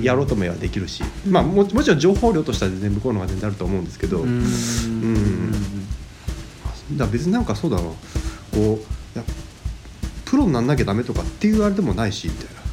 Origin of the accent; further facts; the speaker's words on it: Japan; also born or lived in Kanagawa; 生まれも育ちもこの上野地区になります